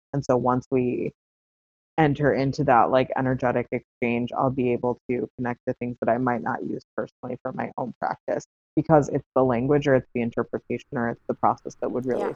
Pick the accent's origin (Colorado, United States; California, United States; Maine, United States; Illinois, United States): Illinois, United States; south suburb of Chicago; I ended up moving back to um, a similar area to my hometown. I moved to the city of Chicago instead of a south suburb